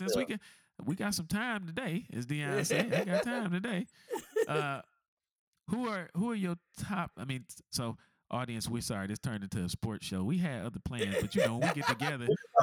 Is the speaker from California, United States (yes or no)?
no; Michigan, United States; as a child or a young person growing up in Michigan, Bo Schembechler was a deity